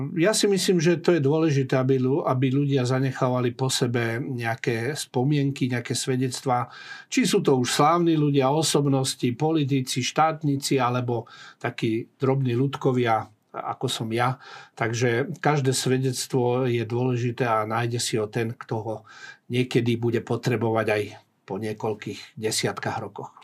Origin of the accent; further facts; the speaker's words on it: Prievidza, Trenčín Region, Slovakia; moved away; also born or lived in Bratislava; Horná Nitra je môj rodný kraj